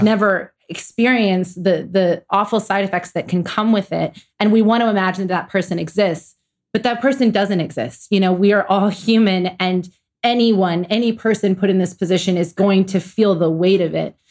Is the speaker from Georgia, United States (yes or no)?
yes; Atlanta, Georgia, United States; I'm from Atlanta, Georgia.